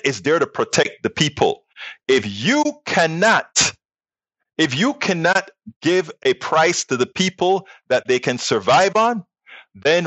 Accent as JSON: {"language": "English", "country": "United States", "said": "we as American citizens"}